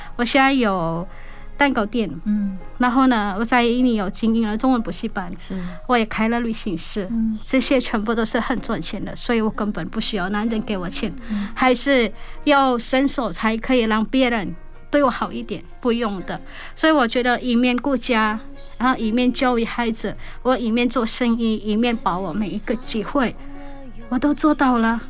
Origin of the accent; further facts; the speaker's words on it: Indonesia; accent: Hakka-accented Chinese; Chinese is a second language; moved away as an adult; now in Taiwan; 我明明出生在印尼，结果走了一圈